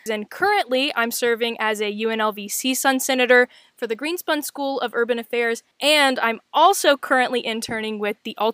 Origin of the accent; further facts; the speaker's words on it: West Virginia, United States; moved away as an adult; now in Las Vegas, United States; I was born and raised in West Virginia. I moved to Las Vegas for the sole purpose of continuing my education and chasing opportunities that I really didn't have at home in my small town.